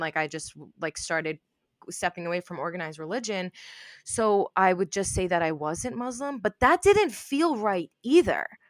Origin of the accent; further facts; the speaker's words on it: New York, United States; I grew up in New York